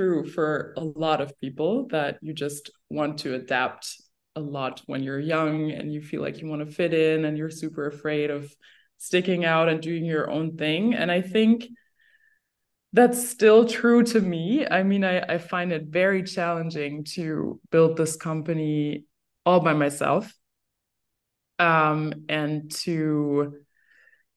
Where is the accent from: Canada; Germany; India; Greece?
Germany; Berlin; also born or lived in Cologne; Growing up in Berlin